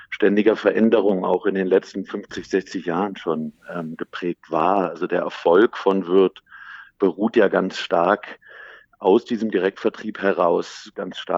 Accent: Berlin, Germany; ich bin aufgewachsen im schönen Berlin, äh, meine Heimat, schon mit der Familie häufig umgezogen, war dann lange im Ausland, habe auch im Ausland studiert.

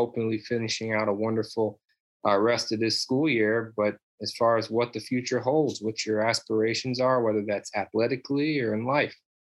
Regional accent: California, United States; moved away; I was born in California

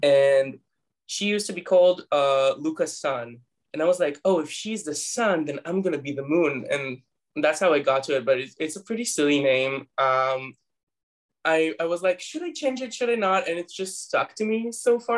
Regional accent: Tel Aviv, Tel Aviv District, Israel; I was born and raised, and I still live in Tel Aviv, Israel

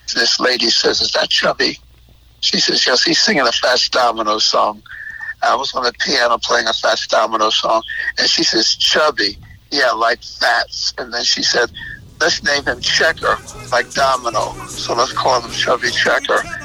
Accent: South Carolina, United States; I'm from South Carolina

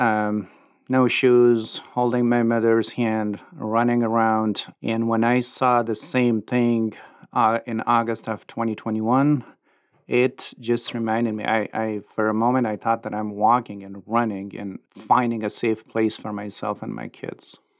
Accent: Afghanistan; now in Lincoln, United States; Our whole life we spent in Afghanistan

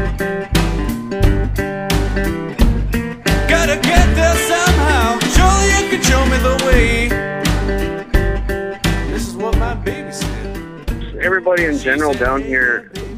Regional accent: Six Nations Reserve, Ontario, Canada; I'm from the Six Nations Reserve in Ontario, Canada.

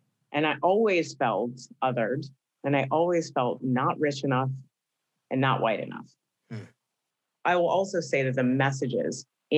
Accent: Tampa, Florida, United States; also born or lived in Atlanta / Boston; I grew up in Tampa, Florida, but okay. I grew up bouncing around a little bit.

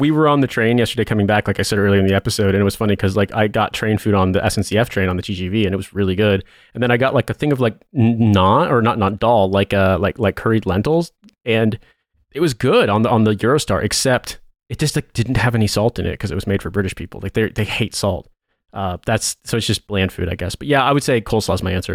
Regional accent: Midwest, United States; we're both from the Midwest

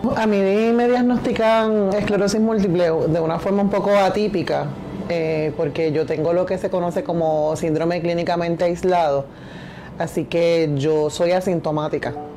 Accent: Carolina, Puerto Rico; also born or lived in Lares, Puerto Rico; soy natural de Lares, de Castañer, eh, pero me crié toda mi vida en Carolina

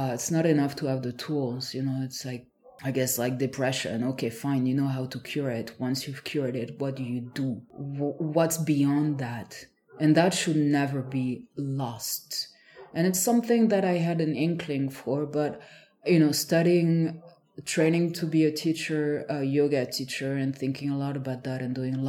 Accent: France; moved away; I'm from a small village

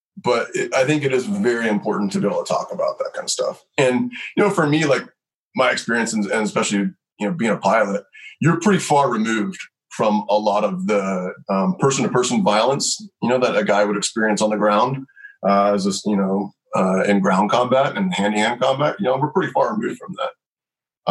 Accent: Lexington, Kentucky, United States; moved away as an adult; also born or lived in Nashville, Tennessee / Colorado; I was born in Nashville and I grew up on a little horse farm in Lexington, Kentucky

